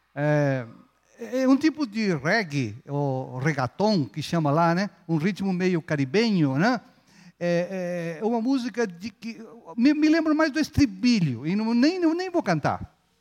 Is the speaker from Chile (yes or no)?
yes; Chile; now in Brazil; Eu sou chileno, mas aprendi a ser folgado aqui no Brasil